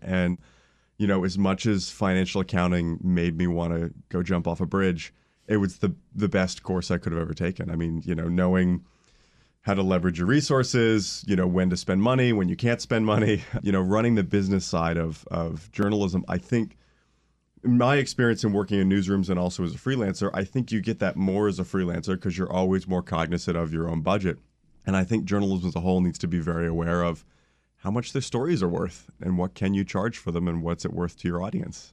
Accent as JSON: {"language": "English", "town": "Orlando", "region": "Florida", "country": "United States", "tie": "born or raised there", "said": "I grew up in Orlando, Florida"}